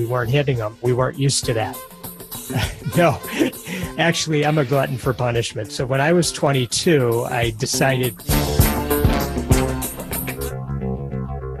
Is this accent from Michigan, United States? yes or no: yes; Detroit, Michigan, United States; I was born and raised just outside of Detroit